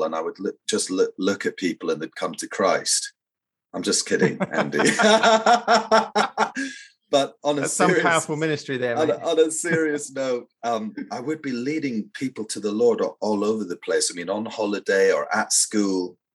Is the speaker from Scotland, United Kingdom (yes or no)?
yes; Scotland, United Kingdom; also born or lived in Edinburgh; I grew up actually in a really beautiful but very tiny hamlet in the countryside, about a dozen houses or so. And I was born in Edinburgh